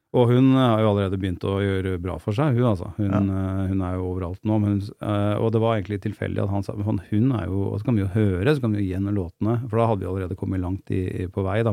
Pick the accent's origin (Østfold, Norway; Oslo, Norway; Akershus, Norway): Akershus, Norway; Gjerdrum; also born or lived in Lillestrøm; da bodde vi i Gjerdrum